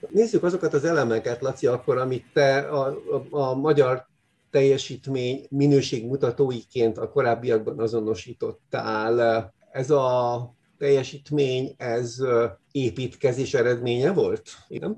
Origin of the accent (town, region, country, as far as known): Hungary